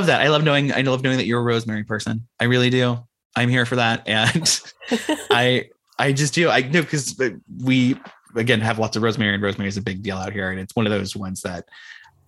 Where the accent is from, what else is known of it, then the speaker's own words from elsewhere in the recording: Ohio, United States; now in San Francisco Bay Area, United States; when I was growing up in Ohio